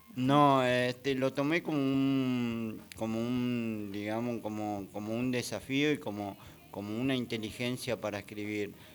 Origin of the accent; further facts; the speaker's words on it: Ciudadela, Buenos Aires Province, Argentina; yo soy de Fuerte Apache